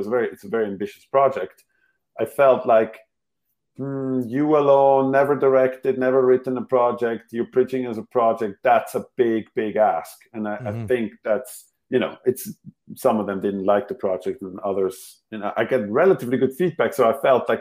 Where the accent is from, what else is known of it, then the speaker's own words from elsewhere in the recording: Switzerland; English is a second language; moved away; my mother tongue clearly is not English